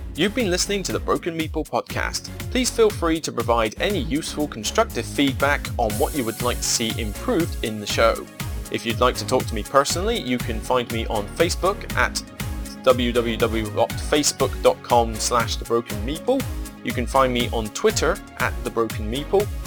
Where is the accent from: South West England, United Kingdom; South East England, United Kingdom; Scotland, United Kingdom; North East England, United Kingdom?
South West England, United Kingdom; Somerset; accent: Somerset; my Somerset accent